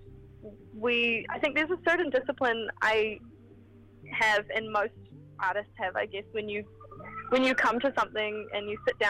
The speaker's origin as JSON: {"language": "English", "town": "Queenstown", "region": "Otago", "country": "New Zealand", "also_born_or_lived": "Wellington", "moved": "yes", "said": "I'm from Queenstown, central Otago."}